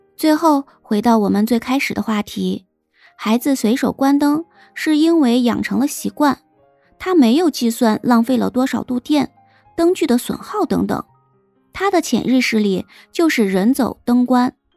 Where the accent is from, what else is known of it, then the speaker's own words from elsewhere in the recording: China; 对于我们这些生在新中国、长在红旗下的新时代、四好青年来说